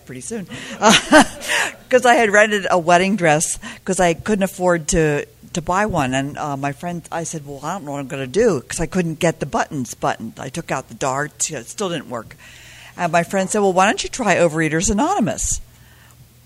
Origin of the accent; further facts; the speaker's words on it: Pennsylvania, United States; I grew up in Pennsylvania